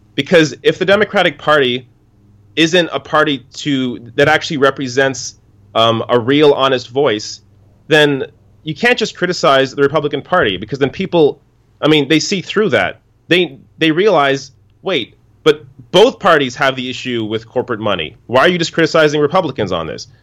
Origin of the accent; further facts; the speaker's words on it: Canada; me being Canadian